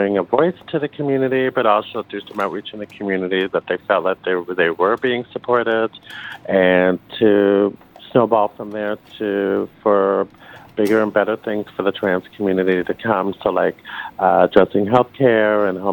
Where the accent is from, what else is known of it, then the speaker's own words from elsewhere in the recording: Toronto, Ontario, Canada; Born and raised in Toronto.